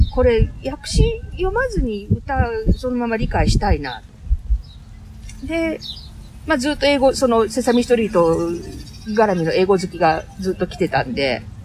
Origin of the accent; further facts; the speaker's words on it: Kiyosu, Aichi, Japan; moved away as an adult; also born or lived in Nagoya; now in Dubai, United Arab Emirates; 名古屋市郊外の、織田信長と同じ清須市出身です